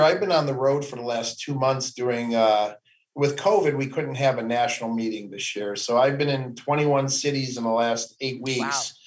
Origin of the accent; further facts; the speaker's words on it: Cleveland, Ohio, United States; I grew up in Cleveland, Ohio, just east of Cleveland, about 20 mm-hmm. miles